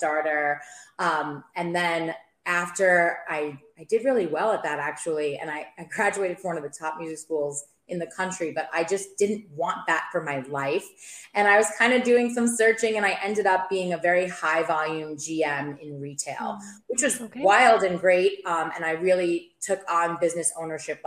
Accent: New York, United States; moved away as an adult; also born or lived in Maryland; now in St. Petersburg, United States; I'm from New York. You'll hear that when I speak.

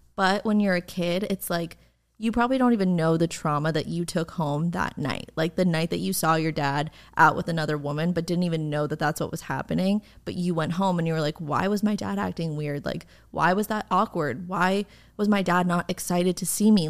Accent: suburbs of New York, United States; now in Los Angeles, United States; I'm from New York, but I grew up in like the suburbs of New York

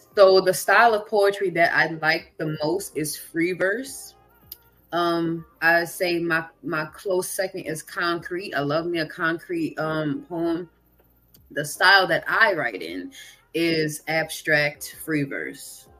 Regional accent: Kenner, Louisiana, United States; also born or lived in New Orleans; I am from Louisiana. I'm from Kenner to be specific, but I've lived in New oh, Orleans.

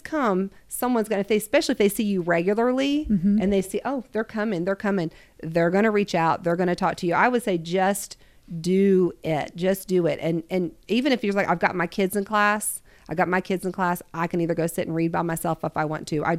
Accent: Ohio, United States; moved away; I grew up in Ohio for a good amount of my life.

